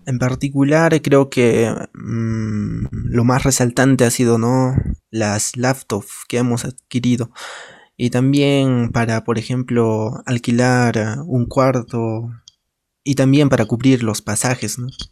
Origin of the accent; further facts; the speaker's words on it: a village in Cusco, Peru; a mi pueblo, a mi comunidad